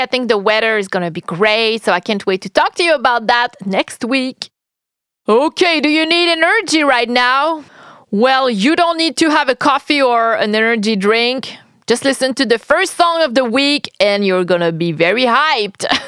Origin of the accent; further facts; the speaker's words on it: Quebec, Canada; I'm French Canadian. I'm Quebecoise, to be more precise